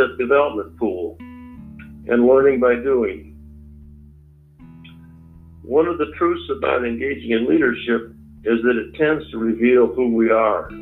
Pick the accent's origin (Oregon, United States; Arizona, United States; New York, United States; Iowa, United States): Iowa, United States; moved away; also born or lived in Michigan; I was born in Iowa, farm boy, and haven't drifted much from that since